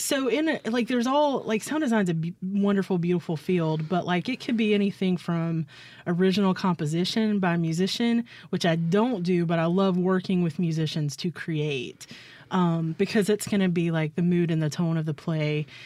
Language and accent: English; Clinton, Mississippi, United States; also born or lived in Baldwyn, Mississippi / Booneville, Mississippi / Hattiesburg, Mississippi; I grew up in Clinton, Mississippi.